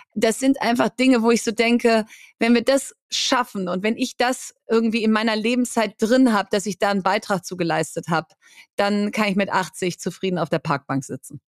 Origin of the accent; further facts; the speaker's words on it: Bielefeld, North Rhine-Westphalia, Germany; also born or lived in Hamburg; now in Berlin, Germany; in Hamburg geboren, aber in Bielefeld aufgewachsen. Und wenn du mich fragst, äh, wo kommst du her, sage ich, ich bin Bielefelderin